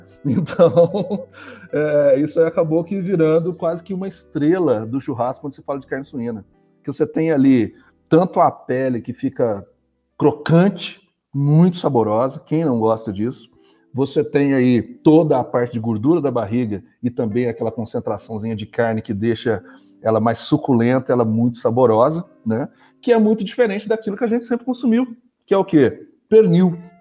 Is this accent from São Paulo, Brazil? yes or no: no; Machado, Minas Gerais, Brazil; sou muito mineiro, mineiro, machadense